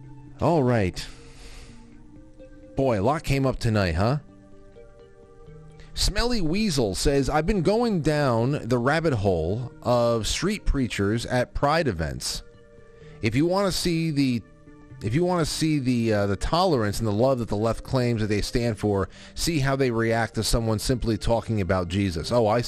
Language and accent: English; Ojai, California, United States; I am from Ojai in California. It is my hometown where my parents currently reside.